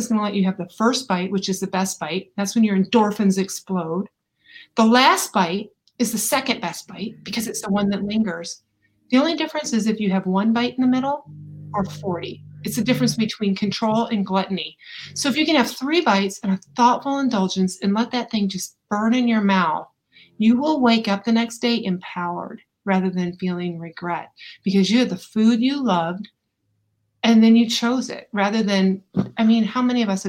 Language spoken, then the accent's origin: English; Ann Arbor, Michigan, United States; also born or lived in Saline, Michigan; now in Atlanta, United States; I happen to have been born and raised in Ann Arbor, Michigan, Saline, Michigan.